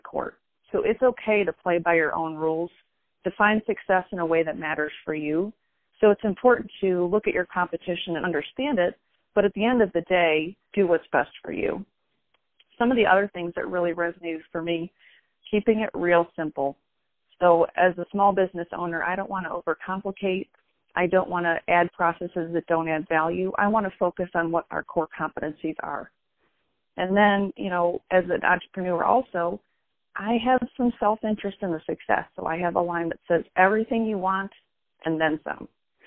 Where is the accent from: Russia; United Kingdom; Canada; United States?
United States; Detroit, Michigan; now in Cleveland, United States; I grew up in the Detroit area, and now I'm based in Cleveland